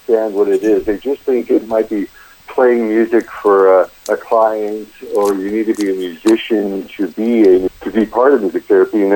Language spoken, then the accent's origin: English; Erie, Pennsylvania, United States; moved away as an adult; also born or lived in Tallahassee, Florida / Louisiana / Los Angeles, California; I grew up in Erie, Pennsylvania